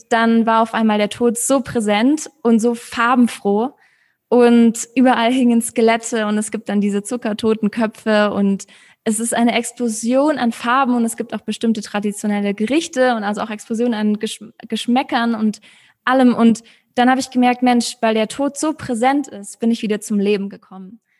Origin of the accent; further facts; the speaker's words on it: Munich, Bavaria, Germany; moved away as an adult; now in Mexico; Ich bin in München geboren mit deutschen und argentinischen Wurzeln.